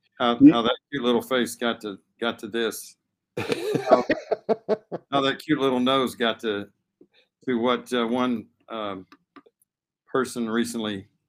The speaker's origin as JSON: {"language": "English", "town": "Elk City", "region": "Oklahoma", "country": "United States", "tie": "born or raised there", "moved": "yes", "lives_now": "Texas, United States", "said": "I love being in Texas now. I love being from Oklahoma. Love living in Texas."}